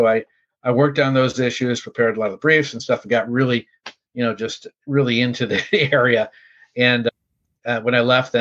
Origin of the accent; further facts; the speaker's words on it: Chicago, Illinois, United States; also born or lived in Indiana; I was from Chicago originally